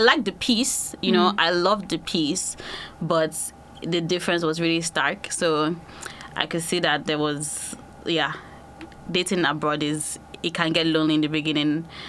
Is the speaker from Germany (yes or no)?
no; Nigeria; now in United Kingdom; Basically, I just knew that when I moved from Nigeria to UK, I was so lonely.